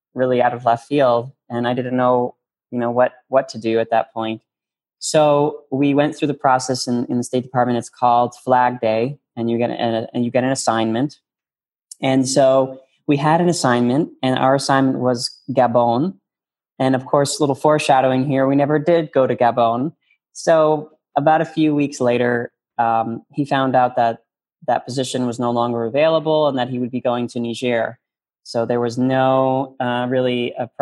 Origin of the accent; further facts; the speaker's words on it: New York, United States; moved away as an adult; also born or lived in Washington, D.C.; I'm a New Yorker. I'm from New York.